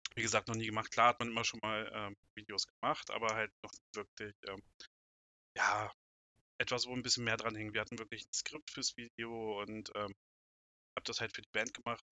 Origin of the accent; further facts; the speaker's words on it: Braunschweig area, Lower Saxony, Germany; komme aus dem Raum Braunschweig